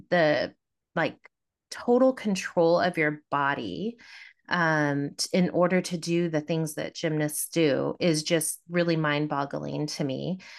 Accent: Davis, California, United States; I grew up in Davis, California

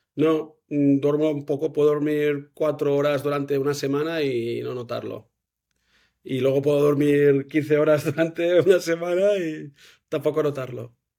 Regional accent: Manresa, Catalonia, Spain; now in Girona, Spain; Soy de Manresa

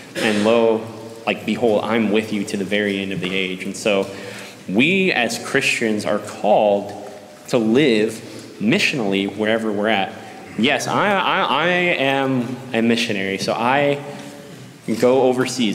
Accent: Columbus, Texas, United States; I grew up here in Columbus

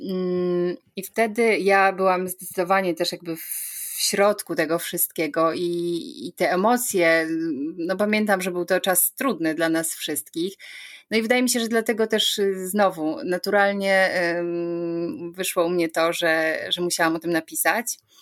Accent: Sidzina, Lesser Poland, Poland; pochodzę z malowniczych Beskidów, dokładnie z miejscowości Sidzina, gdzie wszystko się zaczęło

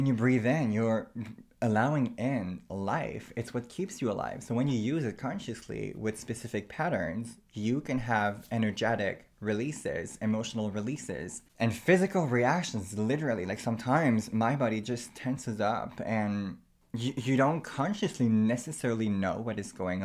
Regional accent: Canada; I myself am First Nation, so I am Aboriginal from Canada

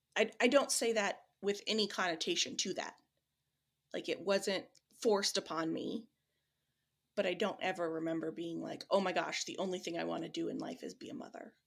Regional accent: Midwest, United States; also born or lived in Switzerland; I'm from the Midwest

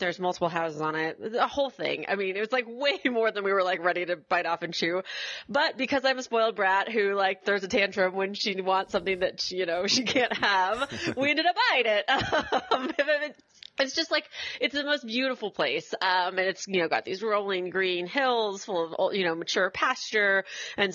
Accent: Washington, District of Columbia, United States; moved away as an adult; also born or lived in rural Tennessee; now in Tennessee, United States; I grew up in Washington, D.C., so, you know, I'm kind of a city kid through and through

